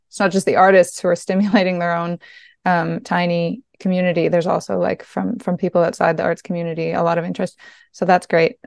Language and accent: English; East Coast of Quebec, Canada; I grew up on the East Coast of Quebec, uh, in a region that is very, very Francophone, but I grew up in a tiny community of Irish um, Irish folks